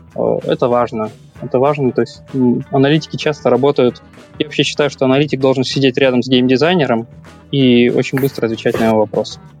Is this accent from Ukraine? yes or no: yes; Kyiv, Ukraine; moved away as an adult; now in Denmark; я из Киева, 15 лет работал в IT